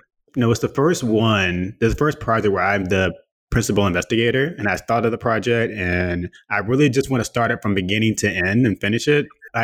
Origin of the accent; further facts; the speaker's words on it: Trinidad & Tobago; I am from Trinidad and Tobago.